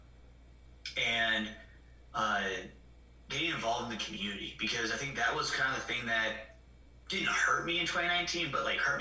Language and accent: English; Iowa, United States; moved away as an adult; now in Elizabethton, United States; I'm Iowa